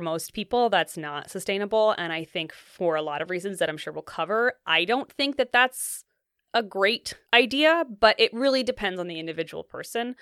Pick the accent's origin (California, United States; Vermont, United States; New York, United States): New York, United States; Ithaca; moved away as an adult; also born or lived in New England; now in Seattle, United States; My family's from upstate New York, and, um, grew up kind of between there and New England.